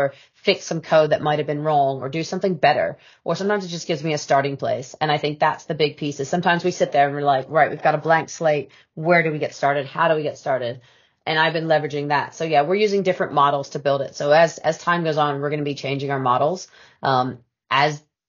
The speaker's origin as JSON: {"language": "English", "country": "United States", "tie": "born or raised there", "moved": "yes", "lives_now": "United Kingdom", "said": "being an American by birth"}